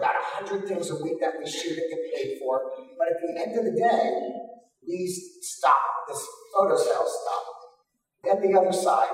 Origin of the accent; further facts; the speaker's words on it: Pinecrest, Florida, United States; I grew up in Pinecrest